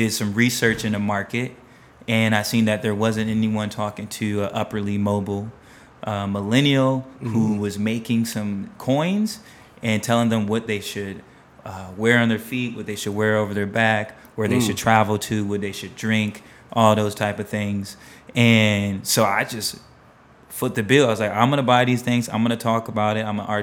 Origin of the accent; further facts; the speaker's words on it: Cleveland, Ohio, United States; moved away as an adult; also born or lived in Columbus, Ohio; now in New York, United States; I'm originally from Cleveland, Ohio